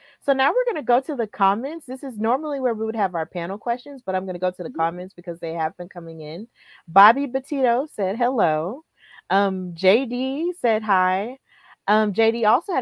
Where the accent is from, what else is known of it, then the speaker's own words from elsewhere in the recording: Alabama, United States; also born or lived in Birmingham, Alabama; I'm from Alabama. Like, yeah, born and when raised